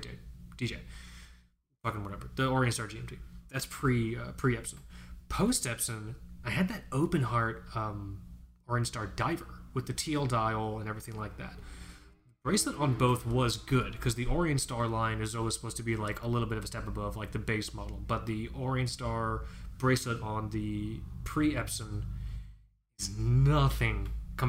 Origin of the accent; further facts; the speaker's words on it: South Florida, United States; I grew up in South Florida. We both grew up in South Florida